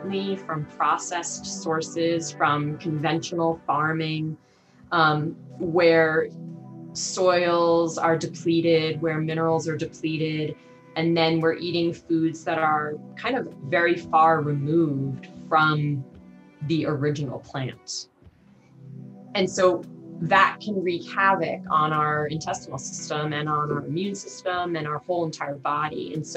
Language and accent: English; Long Island, New York, United States; moved away as an adult; also born or lived in Montana; growing up on Long Island